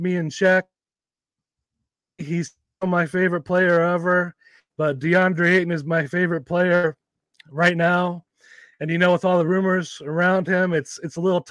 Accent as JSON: {"language": "English", "region": "West Virginia", "country": "United States", "tie": "born or raised there", "moved": "yes", "lives_now": "Bay Area, United States", "said": "I grew up in West Virginia in a small town."}